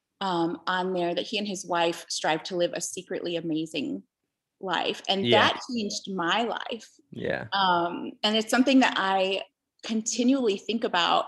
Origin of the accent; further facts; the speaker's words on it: Stickney, Illinois, United States; moved away as an adult; also born or lived in Ecuador; now in Costa Rica; I grew up in Central Stickney, and it was a great area to grow up in.